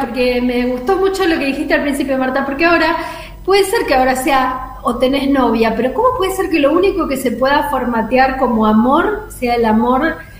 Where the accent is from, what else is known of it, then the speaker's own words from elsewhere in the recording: Coronda, Santa Fe, Argentina; moved away; Coronda, que es el pueblo donde yo nací